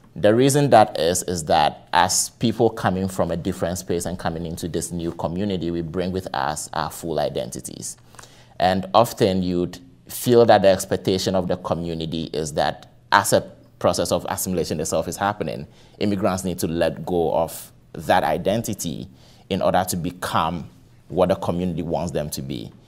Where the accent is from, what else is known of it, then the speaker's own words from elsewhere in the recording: Ghana; moved away as an adult; now in Cleveland, United States; I am originally from Ghana.